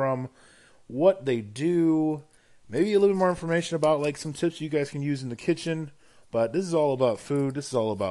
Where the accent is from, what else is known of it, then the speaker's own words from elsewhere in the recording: Hawaii, United States; now in Portland, United States; I'm originally from Hawaii